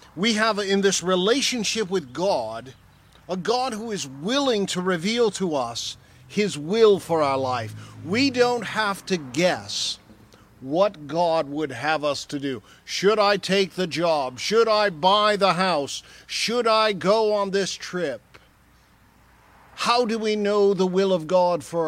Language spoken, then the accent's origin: English; Michigan, United States; I grew up in Michigan